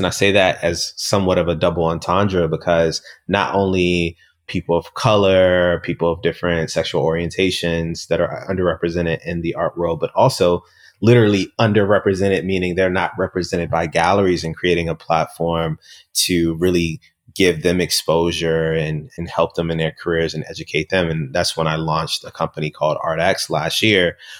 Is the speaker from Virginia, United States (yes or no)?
yes; Richmond, Virginia, United States; growing up in Southside Richmond